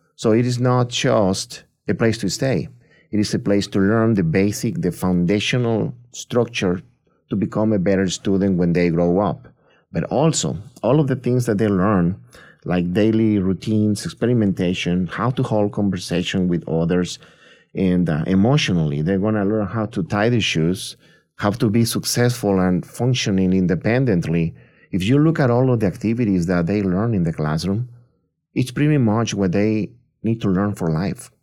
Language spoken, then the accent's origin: English; Tampico, Tamaulipas, Mexico; moved away as an adult; now in United States; I'm originally born and raised in Mexico. I grew up in a small town in the coast of the Gulf of Mexico, Tampico, Tamaulipas, which is right below Texas.